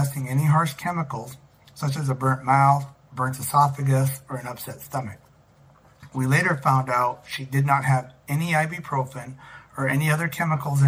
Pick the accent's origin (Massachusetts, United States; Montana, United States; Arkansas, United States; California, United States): Montana, United States; Glasgow; I was born in Glasgow, Montana, and have lived in Montana much of my life.